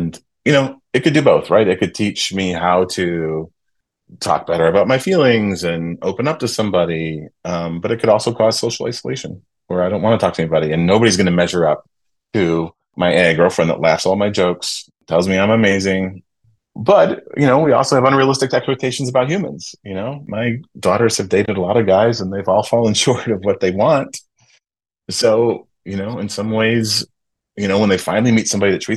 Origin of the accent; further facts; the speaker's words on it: Michigan, United States; Growing up in Michigan, we used to go to Clear Lake